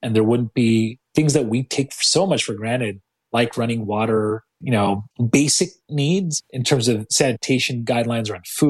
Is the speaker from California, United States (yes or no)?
yes; San Jose, California, United States; I grew up in South San Jose. I went to Leland High School. And then for me, as a Bay Area kid